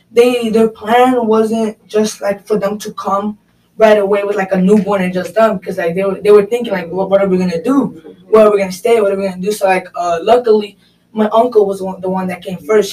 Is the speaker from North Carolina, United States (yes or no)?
no; Chicago, Illinois, United States; I was born here in America